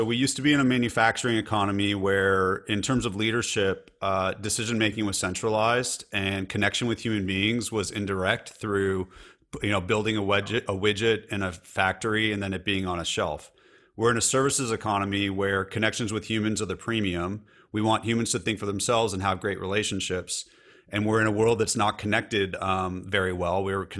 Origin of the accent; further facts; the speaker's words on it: California, United States; I'm in Nashville, Tennessee, and I'm a Californian, so I do say y'all, and I also say dude, so I'm kind of a hybrid.